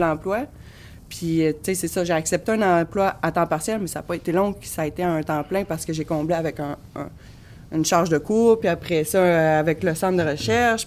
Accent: Chicoutimi, Quebec, Canada; now in Carleton-sur-Mer, Canada; je suis originaire du Saguenay, de Chicoutimi

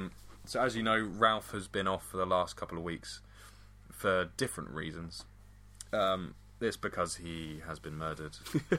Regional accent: England, United Kingdom

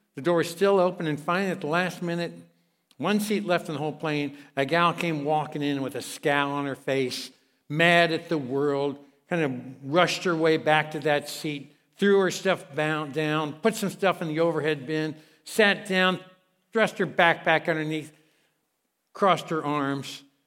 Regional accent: Kentucky, United States; I'm from Kentucky, all right? Um, I preach in Kentucky

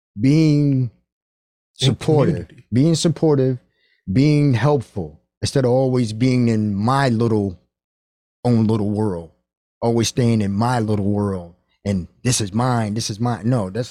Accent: Stamford, Connecticut, United States; also born or lived in New York; But I was raised in Stamford, Connecticut. I was born in New York.

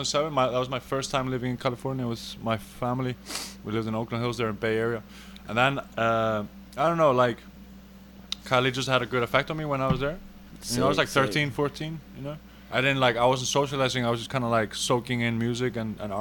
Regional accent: Reykjavik, Capital Region, Iceland; moved away as an adult; now in Los Angeles, United States; I'm from Reykjavik, Iceland

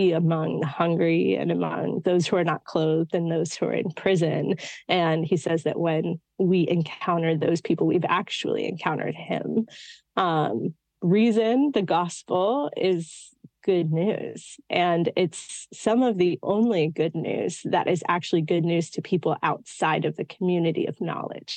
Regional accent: California outside of San Francisco, United States; now in New York City, United States; I grew up in California outside of San Francisco

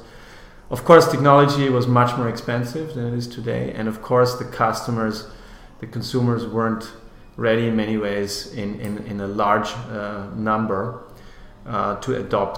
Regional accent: Austria; moved away as an adult; I'm from Austria, as I said originally.

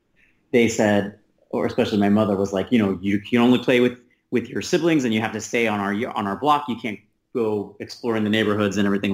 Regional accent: New York, United States; No. I'm from New York, actually, first. Queens.

